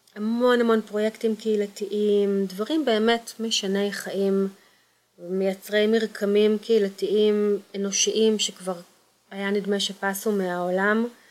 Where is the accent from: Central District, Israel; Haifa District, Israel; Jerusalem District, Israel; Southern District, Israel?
Central District, Israel; Kfar Saba; also born or lived in Kokhav Yair / Tel Aviv / Givat Ada; now in Pardes Hanna, Israel; גדלתי בכפר סבא ובכוכב יאיר